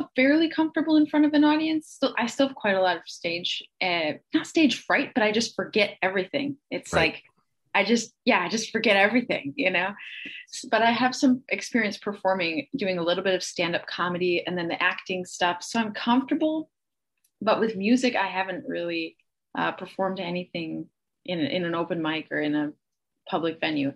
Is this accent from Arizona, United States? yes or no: no; Kansasville, Wisconsin, United States; also born or lived in Illinois; I was born in Illinois, but it was just under the border. So I grew up in Wisconsin in a small town called Kansasville